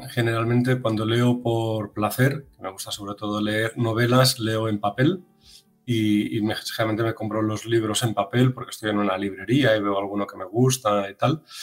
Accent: Catalonia, Spain; yo que soy catalán

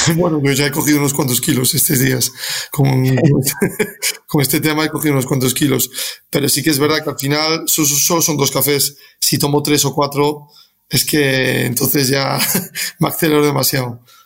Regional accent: Galicia, Spain; moved away; soy gallego

